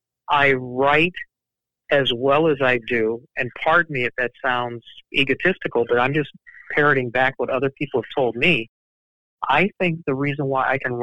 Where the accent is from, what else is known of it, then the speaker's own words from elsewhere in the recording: Chicago, Illinois, United States; I grew up in the University of Chicago neighborhood of Hyde Park